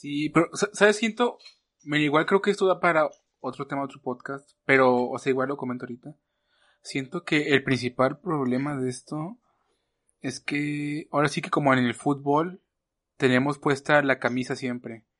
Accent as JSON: {"language": "Spanish", "country": "Mexico", "said": "como mexicanos"}